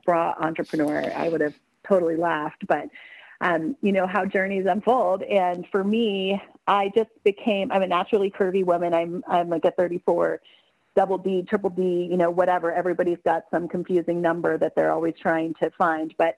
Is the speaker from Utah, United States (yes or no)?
no; Selma, Oregon, United States; also born or lived in Portland, Oregon; right now I'm down in Selma, Oregon, which is a tiny town where I grew up